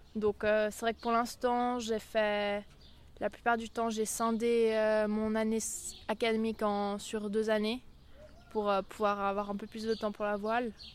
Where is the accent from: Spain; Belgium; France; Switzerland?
Switzerland; en ayant vécu toute ma vie au bord du lac